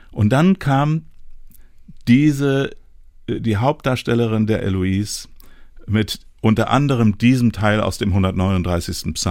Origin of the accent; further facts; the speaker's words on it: Hamburg, Germany; Aber ich habe dann auch äh, äh in, in meiner, meinem Heimatort in Hamburg, in Rahlstedt, äh, die Nähe zur Kirchengemeinde gesucht